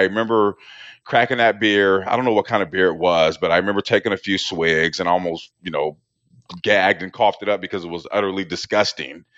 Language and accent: English; Portland, Oregon, United States; I grew up in Portland, Oregon in the eighties